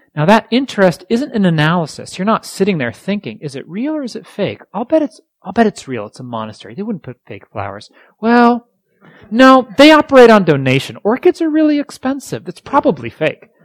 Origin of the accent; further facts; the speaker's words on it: East Coast, United States; moved away; I grew up on the East Coast